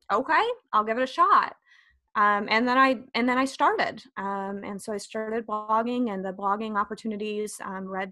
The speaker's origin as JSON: {"language": "English", "region": "northern Illinois", "country": "United States", "tie": "born or raised there", "said": "I grew up in northern Illinois, about 60 miles west of Chicago"}